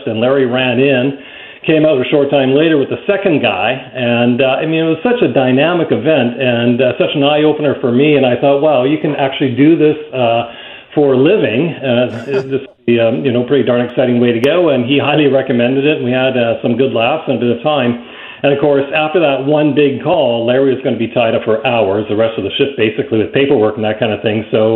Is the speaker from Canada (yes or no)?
yes; Vancouver, British Columbia, Canada; I grew up in East Vancouver, not far from the P&E